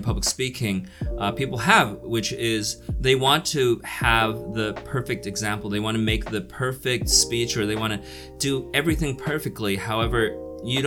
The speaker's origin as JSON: {"language": "English", "country": "United States", "tie": "born or raised there", "also_born_or_lived": "New Jersey / New York", "moved": "as an adult", "lives_now": "China", "said": "I grew up in New Jersey and New York"}